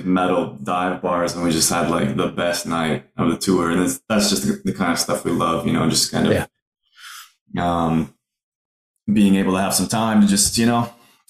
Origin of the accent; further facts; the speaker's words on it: Ottawa, Ontario, Canada; we've played my hometown, Ottawa, once